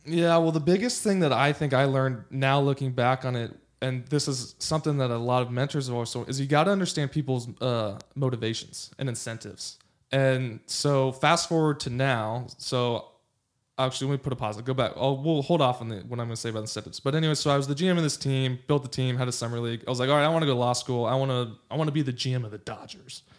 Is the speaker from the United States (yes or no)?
yes; Los Angeles, California, United States; also born or lived in Pasadena / Santa Barbara / Virginia; I grew up in Los Angeles.